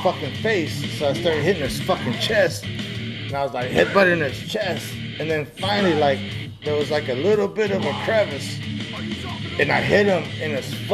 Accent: Texas Panhandle, United States; now in Oregon, United States; I'm from Texas. I think about the Panhandle.

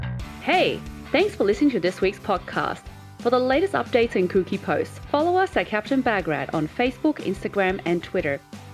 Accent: Australia; accent: bogan; I think I'm more Australian than you are.

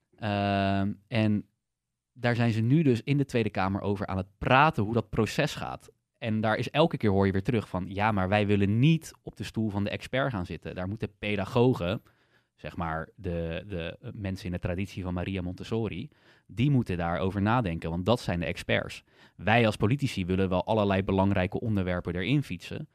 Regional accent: Netherlands; ik voel me dus meer een Nederlander

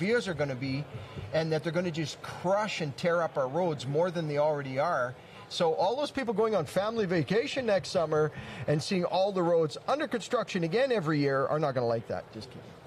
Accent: Lloydminster, Canada; I was born and raised in Lloydminster

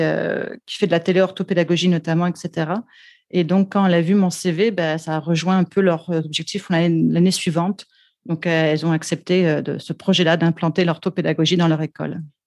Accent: France; accent: French; also born or lived in Quebec; now in Vancouver, Canada; comme on peut l'entendre dans mon accent, euh, je suis française d'origine

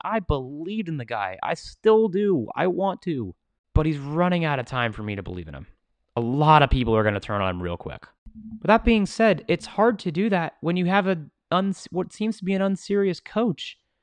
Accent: Washington, District of Columbia, United States; the Washington Wizards. My hometown team

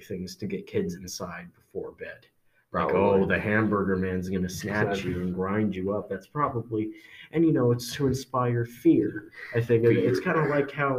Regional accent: Kansas, United States; we are from Kansas

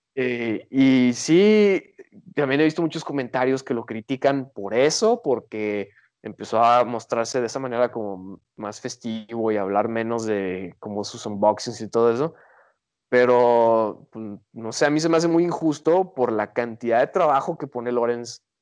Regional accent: Guadalajara, Jalisco, Mexico; Y nosotros venimos de la perla de Occidente

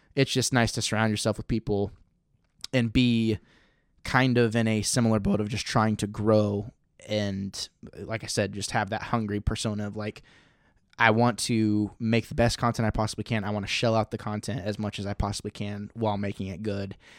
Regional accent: Missouri, United States; I was raised in Missouri.

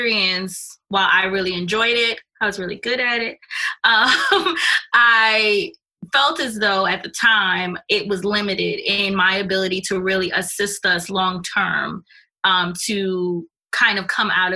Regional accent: New York City, New York, United States; I'm also Jamaican, born and bred in Brooklyn. I'm from Canarsie originally

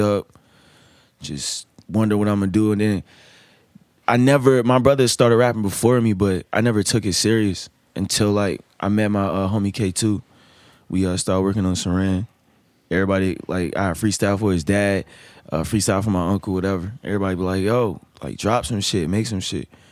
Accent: Hampton, Virginia, United States; now in Richmond, United States; I'm from Shell Road.

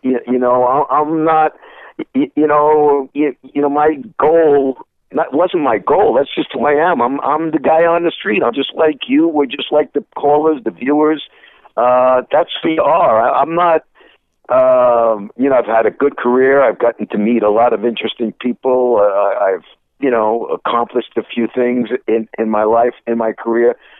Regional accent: New York City, New York, United States; also born or lived in Bronx, New York / Montreal, Canada; I was born in the Bronx, but really raised. I consider myself a Brooklynite. Pretty, you know, all my formative years were raised in Brooklyn, Sheepshead Bay area of Brooklyn

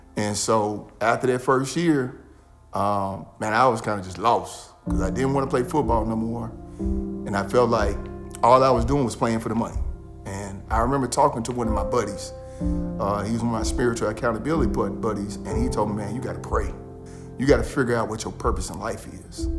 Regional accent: Memphis, Tennessee, United States; I'm from Memphis. Uh, guy that grew up here, uh, played football, high school ball here in Memphis.

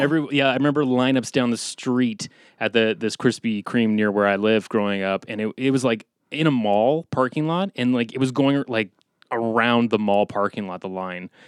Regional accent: Canada; We're Canadian

